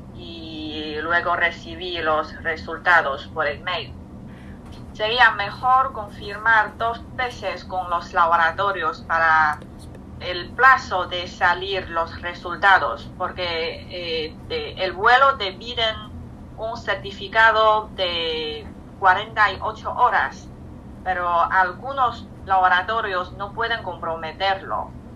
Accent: China; Spanish is a second language; moved away; llevo casi 14 meses sin volver a China

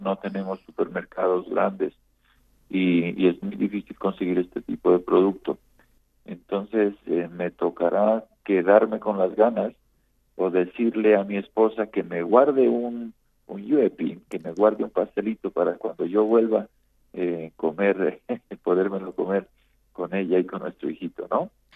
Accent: Colombia; de Colombia

